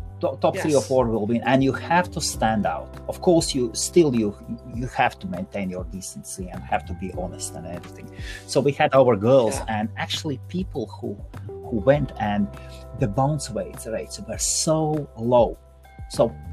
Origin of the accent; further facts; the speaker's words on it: Latvia; also born or lived in South Korea / United States; now in London, United Kingdom; originally I'm from Latvia.